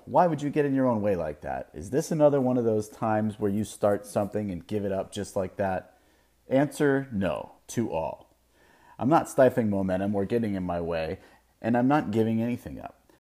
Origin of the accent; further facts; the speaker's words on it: Melbourne Beach, Florida, United States; moved away as an adult; now in West Coast, United States; my hometown of Melbourne Beach